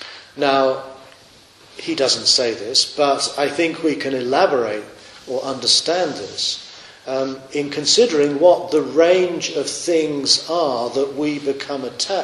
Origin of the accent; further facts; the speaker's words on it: Australia; You know, I am an Australian. And when Australia does well at the Olympics, we instinctively stand up and go, yeah!